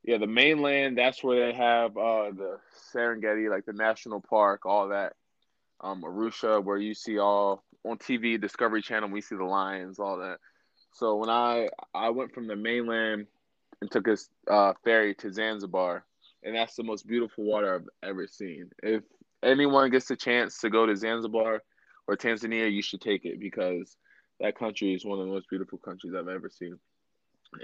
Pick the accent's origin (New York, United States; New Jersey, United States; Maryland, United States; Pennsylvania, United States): Maryland, United States; I'm from Maryland, and, you know, we're known for crab cake, seafood, all